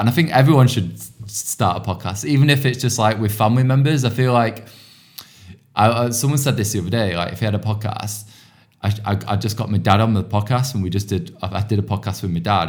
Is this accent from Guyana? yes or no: no; outskirts of Manchester, North West England, United Kingdom; now in London, United Kingdom; I come from, like, a small town on, like, the outskirts of Manchester.